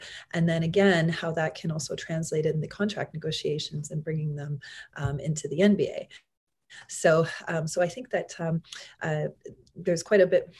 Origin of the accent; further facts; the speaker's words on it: Canada; moved away as an adult; now in Los Angeles, United States; I'm Canadian, now living in the United States, specifically Los Angeles